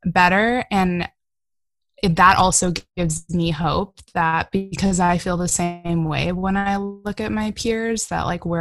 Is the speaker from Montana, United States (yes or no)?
no; California, United States; We're all Californian, and so like, that's awesome. We're from California, but we're from different regions